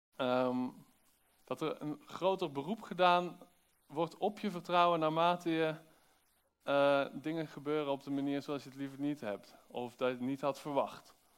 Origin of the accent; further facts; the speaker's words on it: Netherlands; als Nederlander